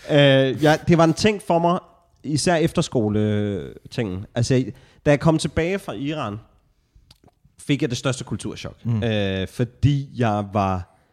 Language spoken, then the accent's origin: Danish; Nakskov, Zealand, Denmark; jeg er jo en øh, nakskort selv.